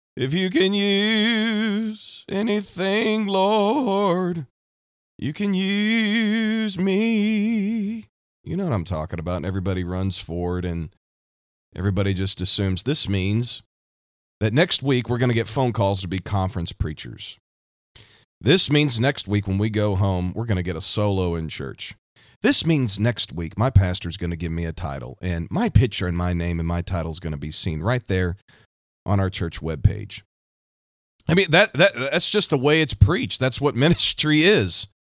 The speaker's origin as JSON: {"language": "English", "town": "Kansas City", "region": "Missouri", "country": "United States", "said": "I'm from the United States, right here in the heartland, the Midwest, Kansas City, Missouri"}